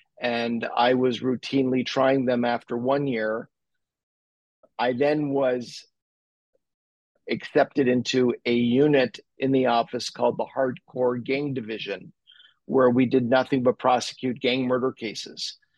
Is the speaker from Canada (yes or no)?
yes; Montreal, Quebec, Canada; I was born and raised in Montreal, played hockey, was a hockey fanatic.